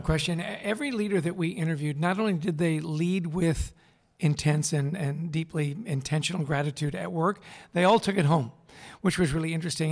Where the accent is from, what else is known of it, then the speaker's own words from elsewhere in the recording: Vancouver, British Columbia, Canada; moved away; also born or lived in East Coast; I grew up in Vancouver, British Columbia